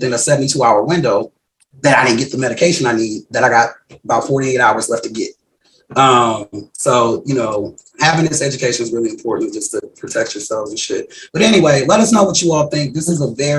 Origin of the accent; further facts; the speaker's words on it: Wisconsin, United States; I'm from Wisconsin